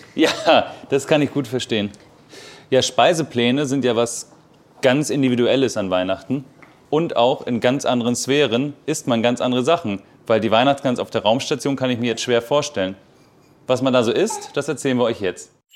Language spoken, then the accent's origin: German; Baltic coast, Germany; Ich bin ja an der Ostsee groß geworden